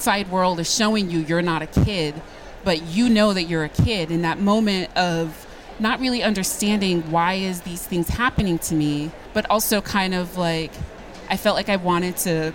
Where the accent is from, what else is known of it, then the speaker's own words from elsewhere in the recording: Woonsocket, Rhode Island, United States; growing up in Woonsocket, Rhode Island